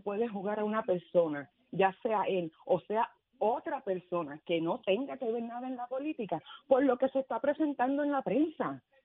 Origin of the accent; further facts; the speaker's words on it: Puerto Rico; now in Massachusetts, United States; extrañando a mi isla